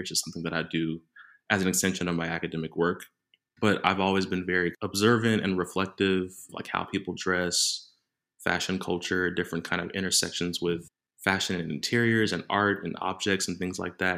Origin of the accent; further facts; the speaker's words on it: Dallas, Texas, United States; moved away as an adult; now in Manchester, United Kingdom; I grew up in Dallas, Texas